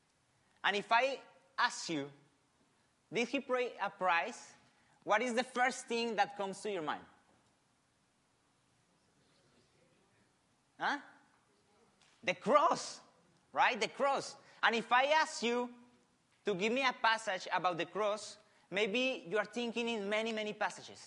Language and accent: English; Colombia; English is a second language; moved away as an adult; also born or lived in Argentina; now in Australia; I'm from Colombia, right? I was born in the 85